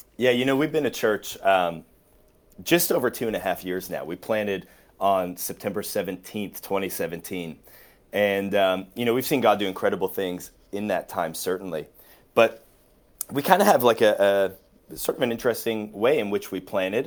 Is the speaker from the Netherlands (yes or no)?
no; Waterloo, Ontario, Canada; moved away as an adult; also born or lived in Australia / Sweden; I grew up in Waterloo, which is where Slate Church is